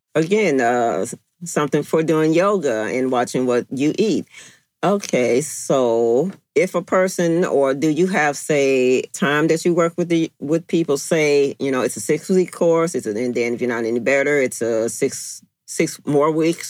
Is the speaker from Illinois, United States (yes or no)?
yes; Chicago, Illinois, United States; you said you're originally from New York and I'm originally from Chicago.